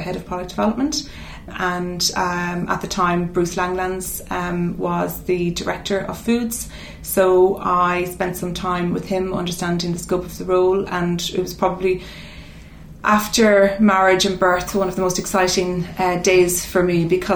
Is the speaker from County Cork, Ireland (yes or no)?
no; Mount Nugent, County Cavan, Ireland; moved away as an adult; also born or lived in Dublin; now in London, United Kingdom; I was born in Cavan, in a little village called Mount Nugent